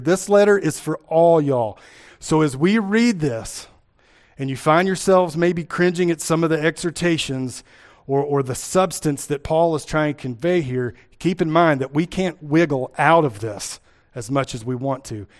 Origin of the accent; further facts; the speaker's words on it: Kentucky, United States; accent: Appalachian; moved away as an adult; now in Iowa, United States; I grew up in Kentucky